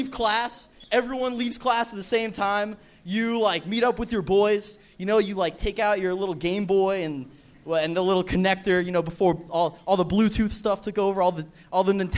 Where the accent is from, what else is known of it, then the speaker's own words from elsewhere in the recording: Miami Beach, Florida, United States; also born or lived in Fort Lauderdale; I grew up in Miami Beach, but I live in Fort Lauderdale.